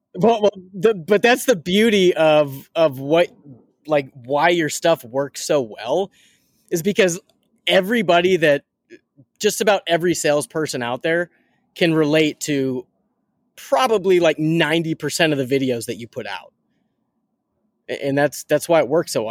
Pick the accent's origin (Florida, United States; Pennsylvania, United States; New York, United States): Pennsylvania, United States; Pittsburgh; I'm a from Pittsburgh diehard Steelers fan